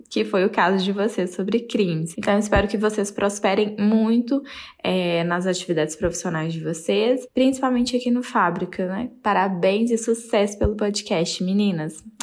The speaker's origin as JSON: {"language": "Portuguese", "town": "Belo Horizonte", "region": "Minas Gerais", "country": "Brazil", "said": "eu sou de Belo Horizonte, Minas Gerais"}